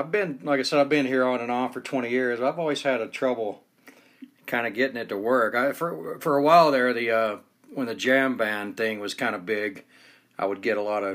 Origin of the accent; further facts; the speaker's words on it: Atlanta, Georgia, United States; now in Salt Lake City, United States; I'm from Atlanta, Georgia